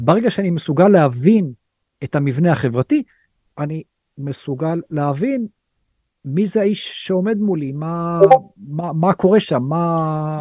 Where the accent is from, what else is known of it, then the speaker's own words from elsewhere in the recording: Israel; moved away as an adult; now in India; אנחנו כישראלים